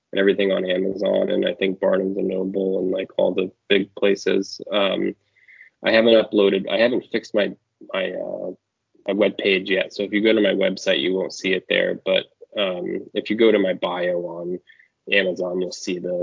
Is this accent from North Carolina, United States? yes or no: no; Maine, United States; I grew up in Maine